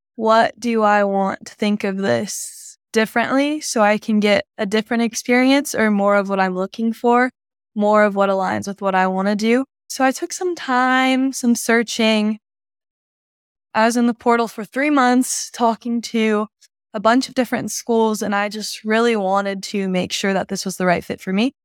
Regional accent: Dallas, Texas, United States; also born or lived in Clearwater, Florida; I was born in Clearwater, Florida, moved to Dallas

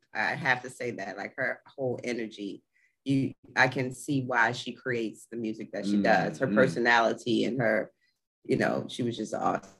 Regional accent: Baltimore, Maryland, United States; moved away as an adult; now in Atlanta, United States; I'm from Baltimore, Maryland. I transplanted here probably about 7 years ago.

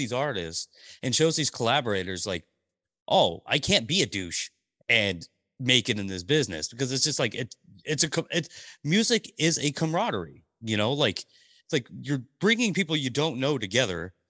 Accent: Portland, Oregon, United States; also born or lived in Tulare, California; now in Vancouver, Washington, United States; we moved to Portland Portland, Oregon when I was three years old, so I, I, I'm a Portland landing, I grew up in Portland

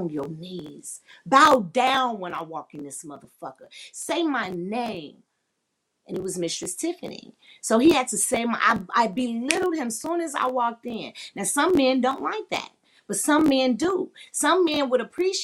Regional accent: Chicago, Illinois, United States; I'm from the Chi-Town

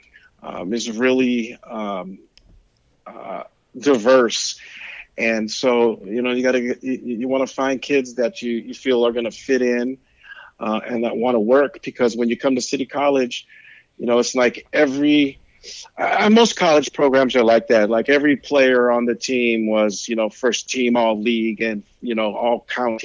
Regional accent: San Francisco, California, United States; also born or lived in Pacifica, California; I was born in San Francisco, raised in San Francisco. I'm a city kid. I grew up in the Mission District in San Francisco

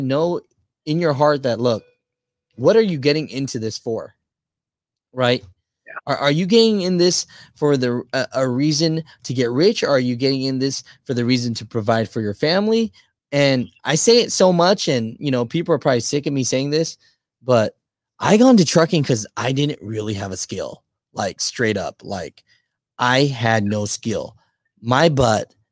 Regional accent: California, United States; I'm from Cali

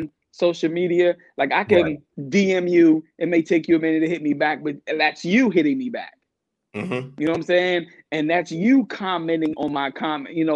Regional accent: Takoma Park, Maryland, United States; also born or lived in Washington, D.C.; born and raised in Washington, D.C., probably when I was about 3 or 4, my grandma decided to say, hey, let's move out of the city. Let's move to Tacoma Park.

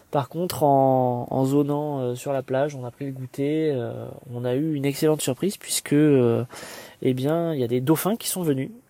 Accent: Marseille, Provence-Alpes-Côte d'Azur, France; j'ai essayé de leur expliquer que je venais de Marseille et que j'étais très content de voir, de voir un maillot de l'OM

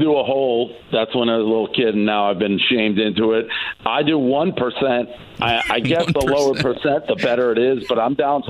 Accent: New England, United States; I'm from New England, so that's a huge holiday there.

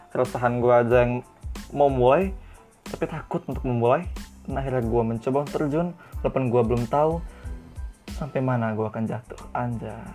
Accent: Lampung, Indonesia; Sebagai orang Lampung

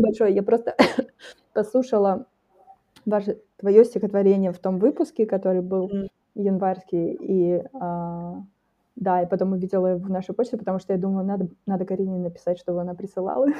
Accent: Taldykorgan, Jetisu Region, Kazakhstan; в Талдыкургане, например, например, это мой родной город

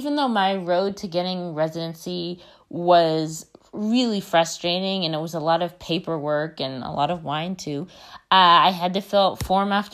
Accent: United States; moved away as an adult; now in Spain; I live in Spain. I'm not Spanish. I'm American. So I'm an immigrant.

